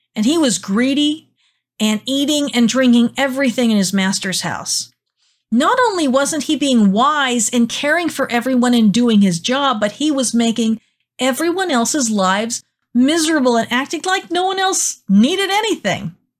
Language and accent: English; United States; learning not to be an American is hard for me